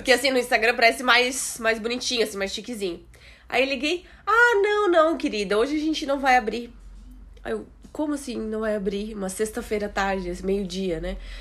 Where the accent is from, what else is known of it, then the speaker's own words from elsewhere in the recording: Brazil; moved away as an adult; also born or lived in England; now in Portugal; eu morei lá 27 anos